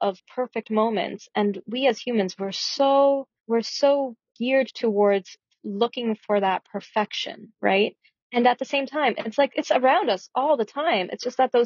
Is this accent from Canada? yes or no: yes; Toronto, Ontario, Canada; moved away as an adult; also born or lived in Ottawa; now in Victoria, Canada; I grew up in Toronto, and that's where I started my modeling career